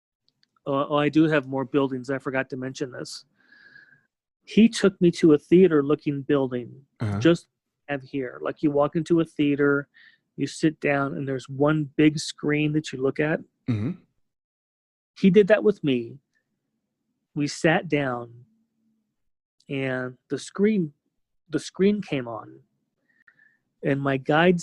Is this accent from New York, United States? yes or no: no; California, United States; growing up in California